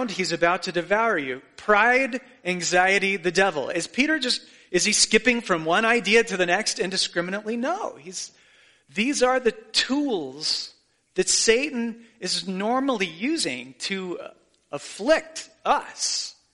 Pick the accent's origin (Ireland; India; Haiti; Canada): Haiti; when they find out I'm from Haiti, do you know what they want to talk about?